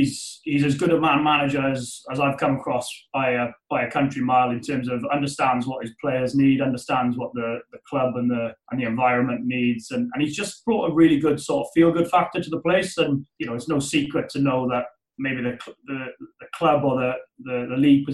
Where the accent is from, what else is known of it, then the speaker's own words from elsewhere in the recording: Wales, United Kingdom; So I think that's as Welsh people, we all quite like being in our comfort zone and being close to home